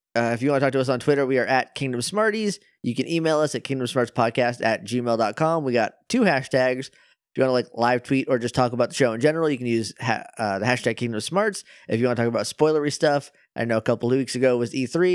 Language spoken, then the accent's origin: English; New Hampshire, United States; I'm from up north, like, I'm, I'm from New Hampshire, and it, it gets very cold up there